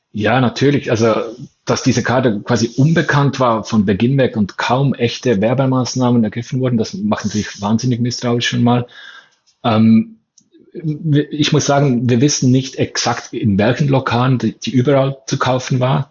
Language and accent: German; Bern, Switzerland